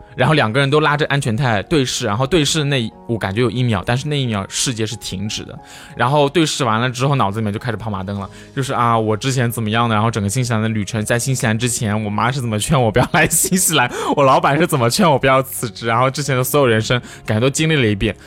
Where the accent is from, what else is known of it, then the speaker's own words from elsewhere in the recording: China; 作为中国人